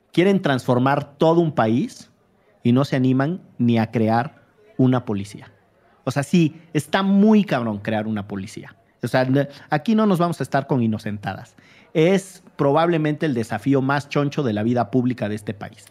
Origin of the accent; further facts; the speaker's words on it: Veracruz, Mexico; yo soy veracruzano